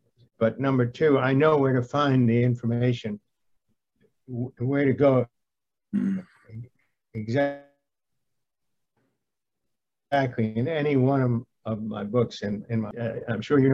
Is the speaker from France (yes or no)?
yes; France; moved away; as a child, I grew up in France, so I'm bilingual